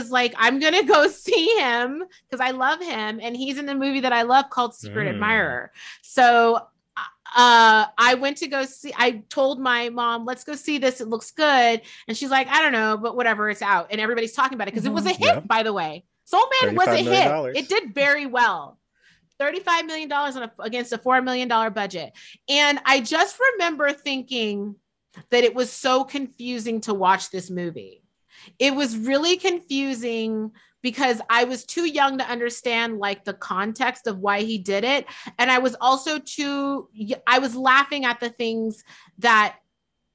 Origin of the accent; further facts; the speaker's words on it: San Francisco, California, United States; also born or lived in Fairfield, California; I'm born and raised in San Francisco